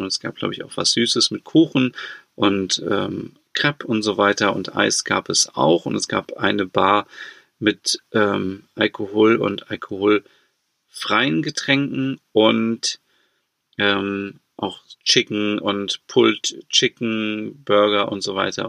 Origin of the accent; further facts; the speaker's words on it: Germany; bei uns in Deutschland